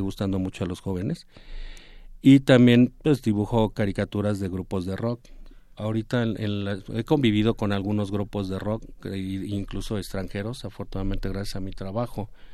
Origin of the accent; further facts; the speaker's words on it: Mexico; como artista mexicano, como caricaturista.